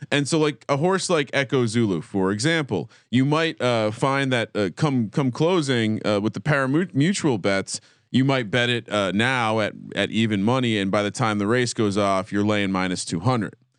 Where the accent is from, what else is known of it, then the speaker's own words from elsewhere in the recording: New Jersey, United States; growing up in Jersey